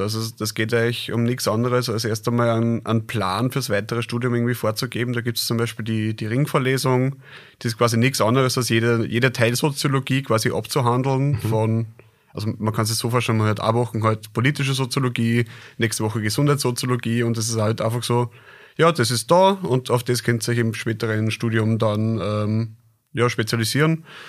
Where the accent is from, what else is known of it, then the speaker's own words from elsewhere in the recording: Krems, Lower Austria, Austria; also born or lived in Linz; ich bin gebürtiger Kremser, also Niederösterreicher